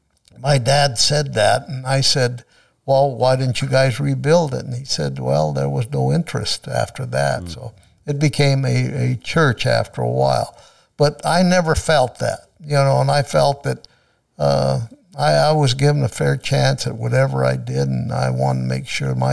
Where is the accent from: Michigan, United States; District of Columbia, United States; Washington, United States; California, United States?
California, United States; Susanville; moved away as an adult; now in Manteca, United States; I enjoy being from Manteca. And I always used to call Susanville my hometown, but after the years we spend here, Manteca is my hometown now.